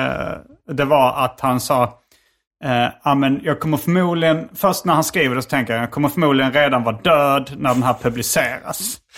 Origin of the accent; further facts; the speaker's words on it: Sweden; jag var från Sverige